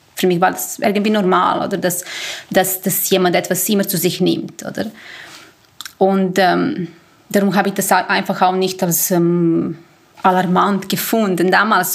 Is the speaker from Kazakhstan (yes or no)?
no; Serbia; also born or lived in Basel-Landschaft, Switzerland; now in Switzerland; Ich komme ursprünglich aus Serbien